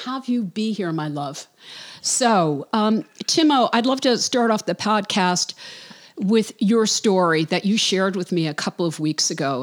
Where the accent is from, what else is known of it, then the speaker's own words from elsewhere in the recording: New York City, New York, United States; now in Charleston, United States; Brooklyn, New York, my hometown